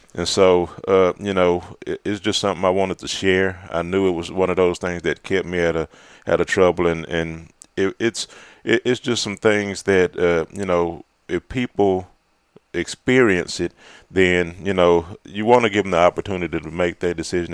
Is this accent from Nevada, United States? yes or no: no; Fort Worth, Texas, United States; also born or lived in Malakoff, Texas; I was growing up in Fort Worth